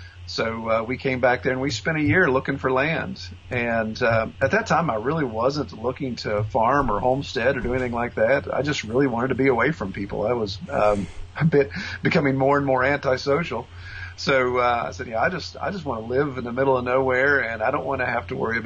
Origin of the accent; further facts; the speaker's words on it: West Virginia, United States; moved away as an adult; also born or lived in Orlando, Florida / St. Cloud, Florida; I grew up in West Virginia. I was born and raised.